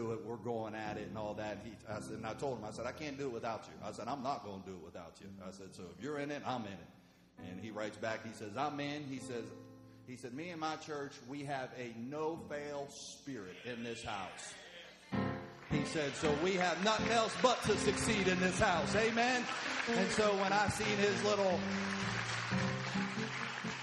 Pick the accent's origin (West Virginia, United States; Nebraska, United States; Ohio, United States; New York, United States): West Virginia, United States; moved away as an adult; also born or lived in Oklahoma; I was born and raised in West Virginia